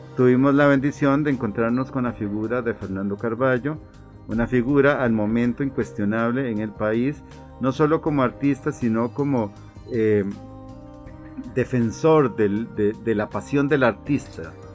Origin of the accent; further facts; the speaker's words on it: Cartago, Costa Rica; un artista plástico oriundo de la provincia de Cartago. Nací en el año de 1962